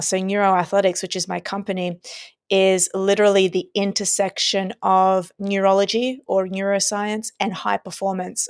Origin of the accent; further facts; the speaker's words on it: Australia; I was born and raised in Australia